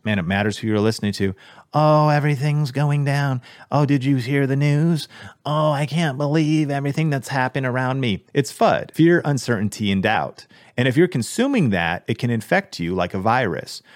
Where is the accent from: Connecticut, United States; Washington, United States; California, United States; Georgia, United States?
Washington, United States; Seattle; I grew up in Seattle